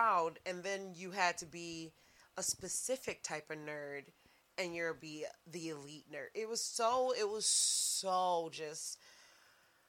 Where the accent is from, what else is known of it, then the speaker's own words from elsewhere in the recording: Saginaw, Michigan, United States; also born or lived in Oakland University, Michigan; I was in Saginaw.